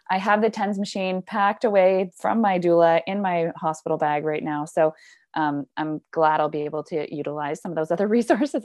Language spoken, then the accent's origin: English; Squamish, British Columbia, Canada; particularly in my hometown in Squamish